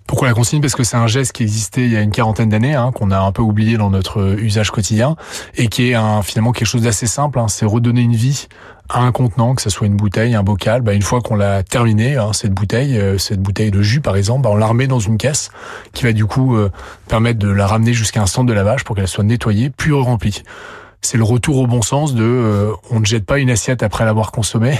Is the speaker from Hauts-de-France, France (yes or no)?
yes; Lille, Hauts-de-France, France; je suis Lillois